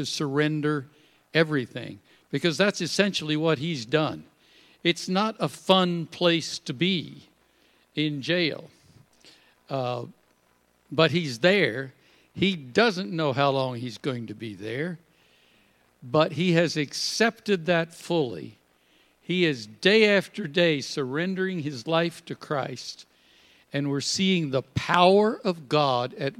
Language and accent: English; Kentucky, United States; moved away; I grew up in Kentucky, right down in the middle of coal country